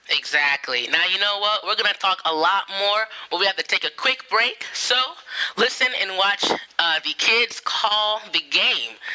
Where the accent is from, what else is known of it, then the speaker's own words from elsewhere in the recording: San Diego, California, United States; I'm from San Diego.